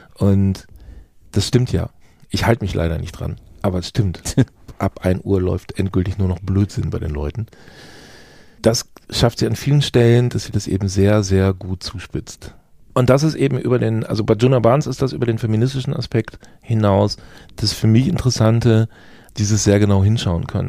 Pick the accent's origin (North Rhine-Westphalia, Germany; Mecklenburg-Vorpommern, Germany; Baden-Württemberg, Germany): North Rhine-Westphalia, Germany; Gütersloh; also born or lived in Bielefeld; ich bin in Gütersloh geboren